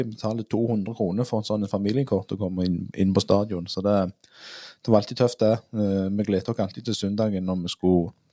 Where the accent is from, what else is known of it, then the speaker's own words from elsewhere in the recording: Nærbø, Rogaland, Norway; jeg er jo fra Nærbø, jobber på Varhaug.